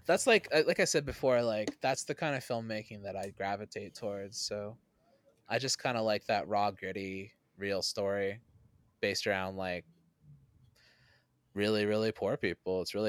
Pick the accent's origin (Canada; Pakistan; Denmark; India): Canada; I'm not from Florida. I'm from Canada.